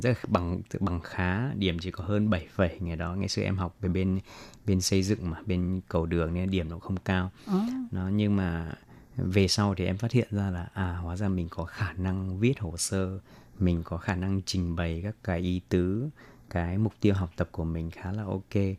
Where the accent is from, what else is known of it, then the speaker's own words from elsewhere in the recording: Vietnam; moved away as an adult; now in Taiwan; mình người Việt mà mình từ nhỏ đến lớn ăn đồ ăn Việt Nam